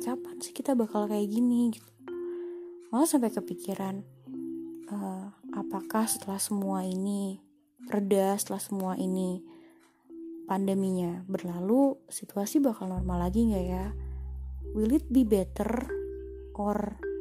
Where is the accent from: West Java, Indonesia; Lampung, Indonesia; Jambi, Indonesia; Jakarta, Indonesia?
Jakarta, Indonesia; kita orang Jakarta orang Indonesia